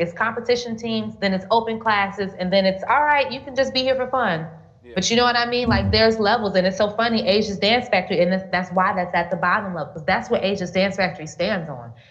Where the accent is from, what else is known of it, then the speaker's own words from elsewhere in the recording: Gary, Indiana, United States; moved away as an adult; now in Thailand; growing up in Gary